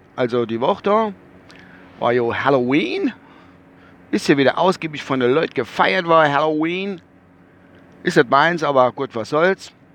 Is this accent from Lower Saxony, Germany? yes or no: no; Rammelsbach, Rhineland-Palatinate, Germany; bei uns in Rammelsbach